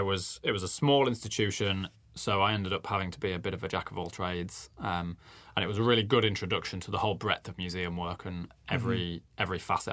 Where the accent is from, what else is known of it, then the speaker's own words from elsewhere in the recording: Nottingham, East Midlands, United Kingdom; moved away as an adult; also born or lived in Birmingham; now in New Zealand; You can probably hear I'm not from New Zealand originally. Mm-hmm. So I grew up in Nottingham in the UK